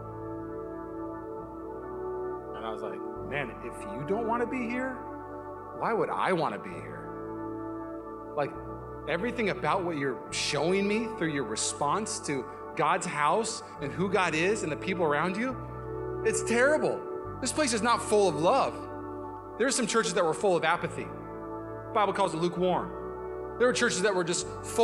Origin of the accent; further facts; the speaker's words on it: Puyallup, Washington, United States; now in Walnut Creek, United States; I'm from Puyallup, Washington.